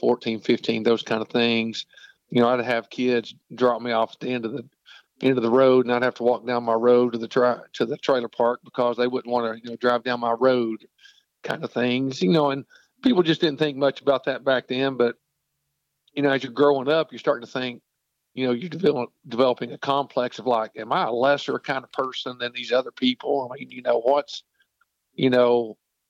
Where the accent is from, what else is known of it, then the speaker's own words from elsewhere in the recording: Knoxville, Tennessee, United States; I grew up in Knoxville, Tennessee